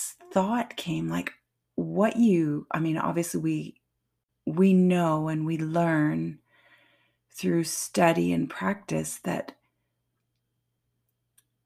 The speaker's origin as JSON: {"language": "English", "country": "Canada", "said": "I'm French Canadian"}